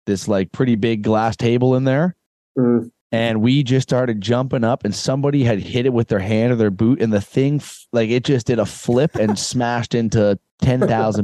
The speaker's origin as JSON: {"language": "English", "country": "Canada", "said": "I'm Canadian."}